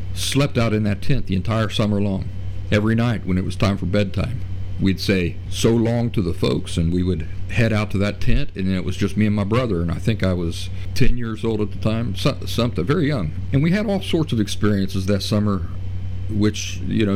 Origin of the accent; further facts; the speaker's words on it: Appalachia, United States; accent: Appalachian; my Appalachian accent